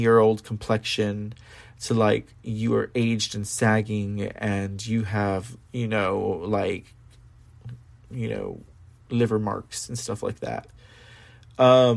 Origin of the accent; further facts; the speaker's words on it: San Antonio, Texas, United States; San Antonio, my hometown